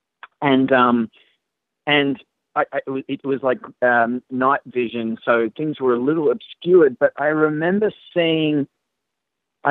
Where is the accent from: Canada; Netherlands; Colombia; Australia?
Australia; I'm Australian